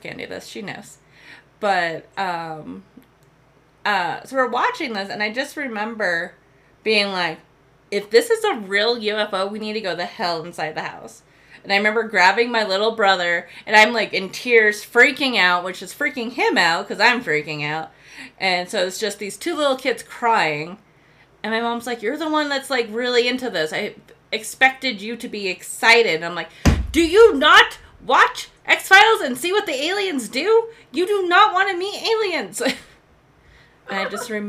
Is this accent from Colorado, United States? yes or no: yes; Colorado, United States; I'm from Colorado